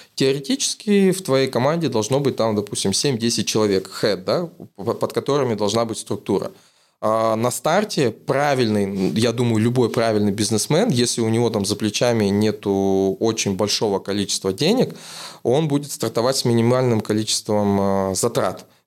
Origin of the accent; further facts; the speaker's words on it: Kazakhstan; из Казахстана